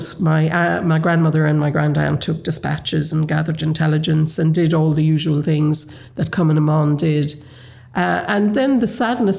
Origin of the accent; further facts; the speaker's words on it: Kerry, Munster, Ireland; the village I grew up in Kerry